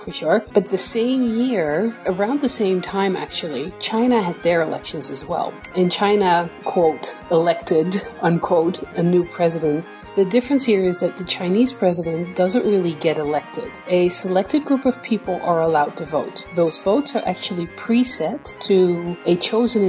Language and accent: English; Netherlands; I'm from the Netherlands